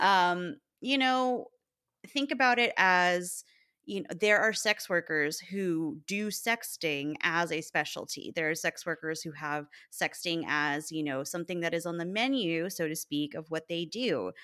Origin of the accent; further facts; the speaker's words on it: Texas, United States; moved away as an adult; now in Chicago, United States; my hometown